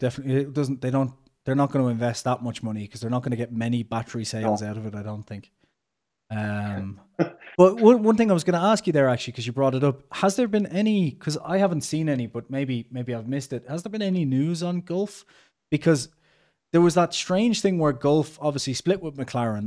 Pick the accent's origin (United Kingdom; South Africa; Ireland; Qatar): Ireland; we're both Irish